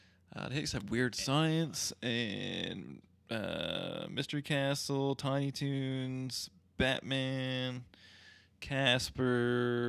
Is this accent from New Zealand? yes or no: no; Canada; we are Canadian kids. Like it's part of our heritage.